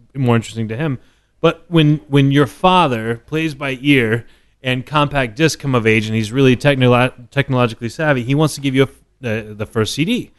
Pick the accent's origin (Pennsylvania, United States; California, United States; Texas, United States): Texas, United States; Dallas; moved away as an adult; now in New York, United States; I grew up in Dallas.